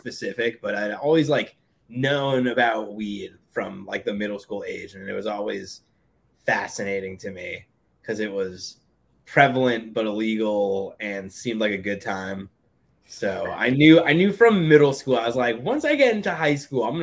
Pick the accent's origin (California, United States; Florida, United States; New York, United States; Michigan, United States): New York, United States; Hastings-on-Hudson; I grew up in a small town called Hastings, New York